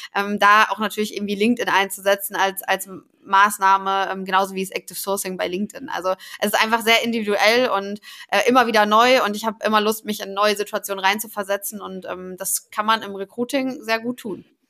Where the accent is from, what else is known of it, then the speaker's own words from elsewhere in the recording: Paderborn, North Rhine-Westphalia, Germany; also born or lived in Cologne / Stuttgart; now in Hamburg, Germany; komme aber eigentlich gebürtig aus Ostwestfalen-Lippe, aus dem schönen Paderborn